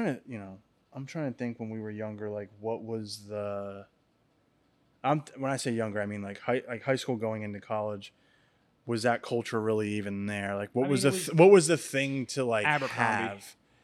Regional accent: Lake Hopatcong, New Jersey, United States; Where I grew up on Lake Apacon in New Jersey.

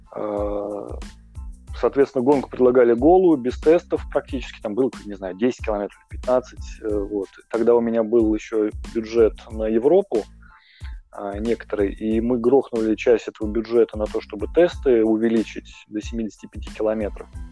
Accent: Moscow, Russia; moved away as an adult; now in Saint Petersburg, Russia; я коренной москвич, э, я 30 лет прожил, ну, 29 прожил в Москве

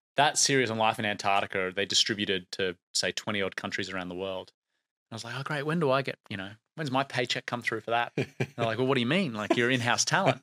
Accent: Brisbane, Queensland, Australia; Brisbane, which is where my hometown is

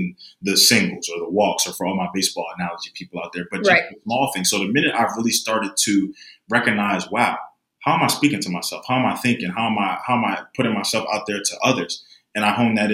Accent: Philadelphia, Pennsylvania, United States; I grew up in Philadelphia

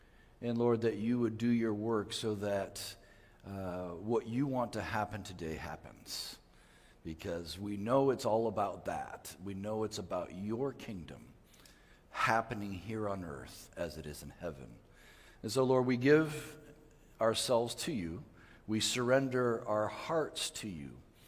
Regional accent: Mali; also born or lived in Ivory Coast / Guinea; I grew up in West Africa. I was born in the Ivory Coast and grew up in the country of Mali.

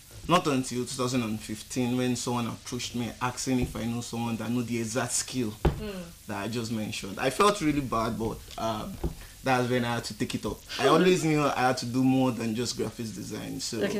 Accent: Badagry, Lagos, Nigeria; I'm from Lagos State, Badagry.

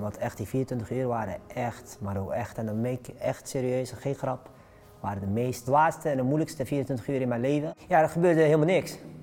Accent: 's-Hertogenbosch, North Brabant, Netherlands; also born or lived in Morocco; woon achter in Den Bosch, eh, Noord-Brabant, eh, geboren in Marokko, eh, op vierjarige leeftijd naar Nederland gekomen

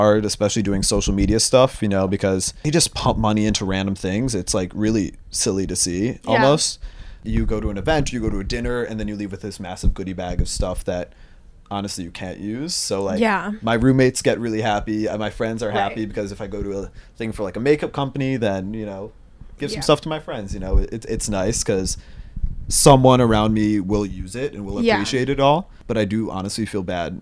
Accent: Chicago, Illinois, United States; now in New York City, United States; I'm 21, and I'm from Chicago, Illinois.

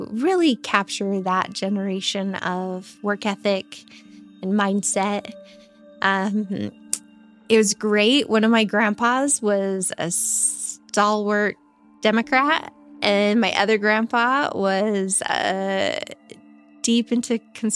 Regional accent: eastern Idaho, United States; also born or lived in Magic Valley, Idaho; now in Twin Falls, United States; I grew up in Idaho. I grew up over in eastern Idaho. I've lived the last 10, going on 11 years here in the Magic Valley.

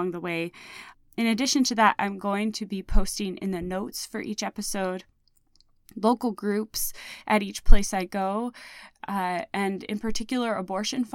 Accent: Indiana, United States; moved away; my home state of Indiana. I've been living here for the last 2.5 years, but I've been coming home here on and off for over a decade.

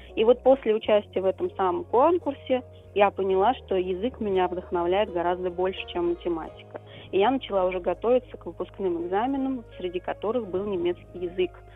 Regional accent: Saratov Oblast, Russia; я должна была вернуться в родной город

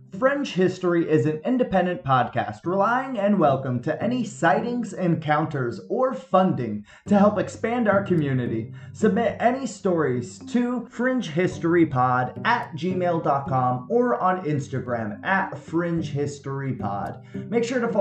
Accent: California, United States; my home state

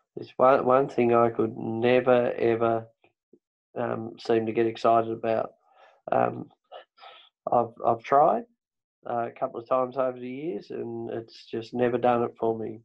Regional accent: Tasmania, Australia; accent: Tasmanian; I speak Tasmanian

